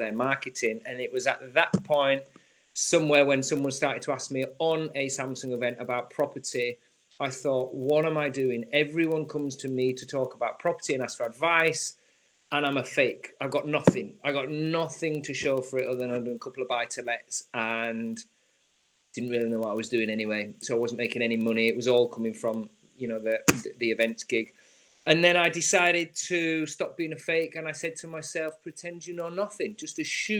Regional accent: Yorkshire and the Humber, United Kingdom; moved away; also born or lived in London; I grew up in trusty and very thrifty environment in Yorkshire. So I'm a Yorkshire man

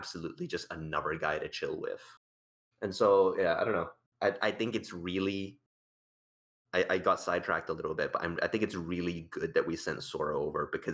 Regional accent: Malaysia; moved away as an adult; now in Australia; I'm not from Australia, technically speaking. I grew up in Malaysia and I came to Australia for university and now I've moved here

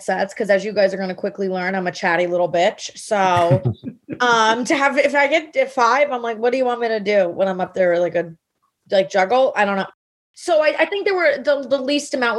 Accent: Miami, Florida, United States; also born or lived in New York; now in Miami, United States; I grew up in Miami, which is where comedy began for me

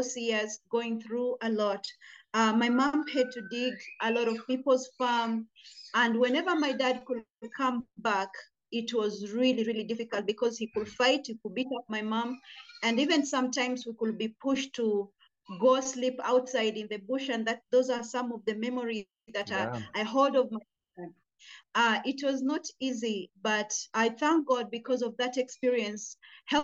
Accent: Kenya; now in Jinja, Uganda; A Kenyan, but I have a lot of experience living in Uganda as well. But allow me to tell you a little bit about my growing up in Kenya

